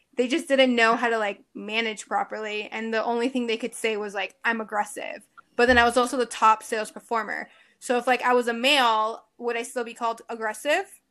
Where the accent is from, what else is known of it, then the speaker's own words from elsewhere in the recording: Miami, Florida, United States; born and raised in Miami